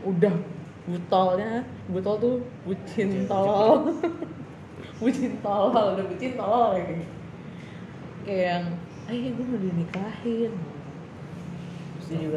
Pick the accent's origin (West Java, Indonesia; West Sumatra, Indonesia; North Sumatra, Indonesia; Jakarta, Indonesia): West Java, Indonesia; kan gue uh, Sunda kan hmm. kalau gue Sunda